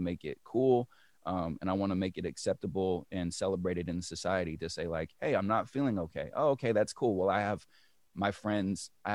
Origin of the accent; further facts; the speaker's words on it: Berkeley, California, United States; moved away as an adult; also born or lived in New York / Detroit area / Los Angeles; now in Detroit, United States; I originally come from the Bay Area. I was raised in Berkeley.